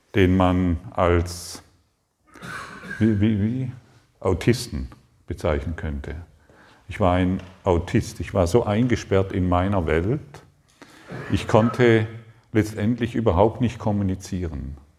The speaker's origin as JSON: {"language": "German", "town": "Allensbach", "region": "Baden-Württemberg", "country": "Germany", "tie": "born or raised there", "said": "Aufgewachsen in Allensbach am Bodensee, fünf Kühe, zehn Schwe drei Schweine"}